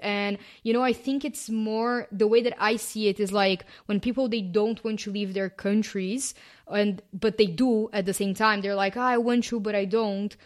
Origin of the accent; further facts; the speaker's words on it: Brazil; first language Portuguese; English is a second language; moved away as an adult; also born or lived in Canada / London / Paris / Australia; I have lived outside of my home country, which is Brazil